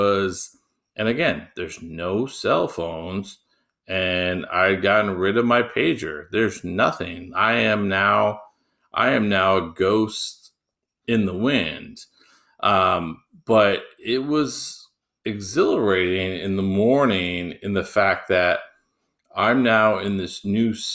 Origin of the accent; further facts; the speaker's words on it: United States; They know I'm American.